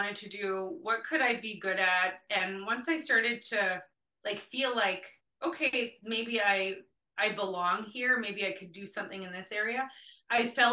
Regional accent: Winnipeg, Manitoba, Canada; growing up in Winnipeg, in an area of the city that was like poverty all over the place

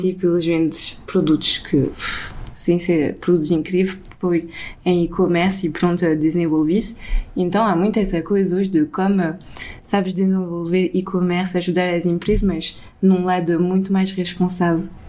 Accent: France; now in Portugal; eu cresci sempre na França, mas também um pouco aqui

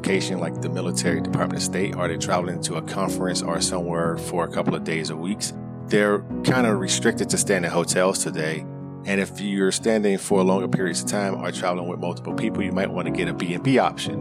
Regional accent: Miami, Florida, United States; moved away as an adult; also born or lived in Tallahassee, Florida; I grew up in Miami, Florida. I was born and raised there until I graduated high school, then moved to Tallahassee

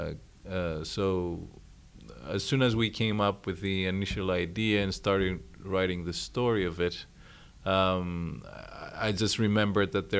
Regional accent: Greece; you are taught most of these tragedies and about those writers in school in Greece

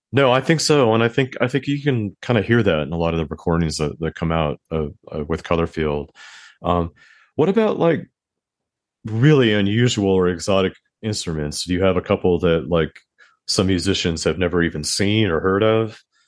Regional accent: Southern California, United States; now in New York, United States; I live in New York and, and, but I'm from the West Coast.

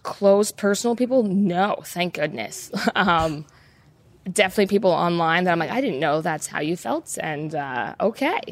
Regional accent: United States; I'm an American

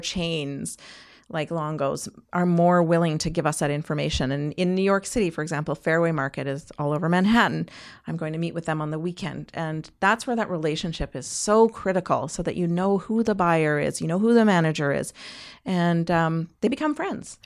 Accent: Canada

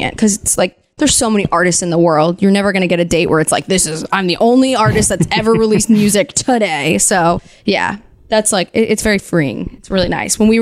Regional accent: New Jersey, United States; I'm from New Jersey

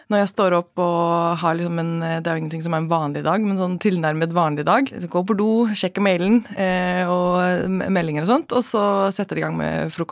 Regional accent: Central Denmark Region, Denmark; now in Norway; Jeg har vokst opp i Danmark. Eh, I Midtjylland.

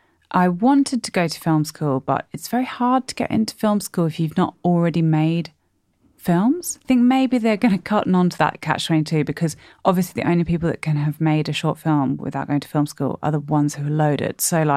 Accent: Sydney, New South Wales, Australia; moved away as an adult; also born or lived in London / Durham; Unfortunately for me, I am from Sydney and then I shed my Sydney voice, not intentionally, in London and in Durham where I went to uni.

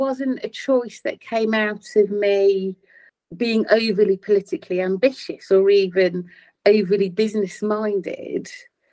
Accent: Louth, East Midlands, United Kingdom; a very wonderful head teacher in my hometown in Louth

